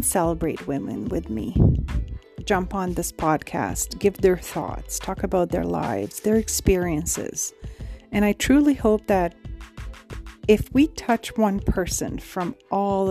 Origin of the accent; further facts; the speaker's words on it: Romania; now in Canada; I have immigrated here from Romania, so born and raised in Romania.